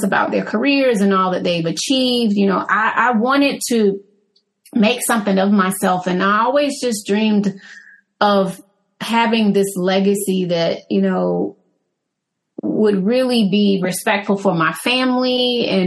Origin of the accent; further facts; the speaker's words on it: Atlanta, Georgia, United States; growing up in Southwest Atlanta